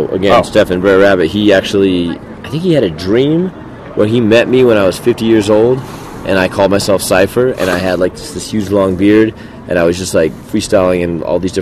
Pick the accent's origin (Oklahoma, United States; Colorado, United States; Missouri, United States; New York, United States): Colorado, United States; Denver; also born or lived in Texas; My parents were not. I was not born in Denver. I was born in Texas and moved when I was 4.